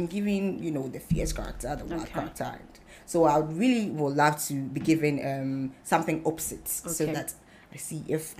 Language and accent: English; Tema, Greater Accra, Ghana; also born or lived in Koforidua, Ghana; I started my basic education in Tema New Town.